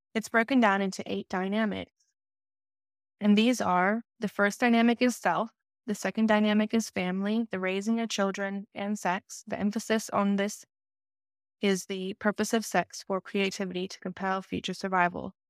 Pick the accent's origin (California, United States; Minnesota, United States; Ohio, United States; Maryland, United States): California, United States; Los Angeles; I started at the C E O in Los Angeles when I was six years old, and it was my experience through growing up between six years old to thirteen years old